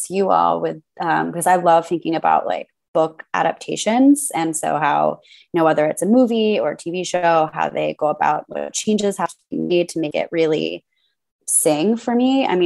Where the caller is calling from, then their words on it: New York, United States; I'm coming from the Upper East Side.